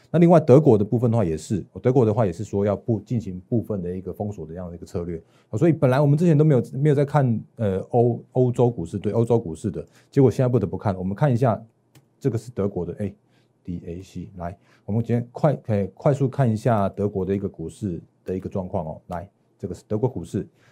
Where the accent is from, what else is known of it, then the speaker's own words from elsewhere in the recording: Taiwan; 我在我们台湾这边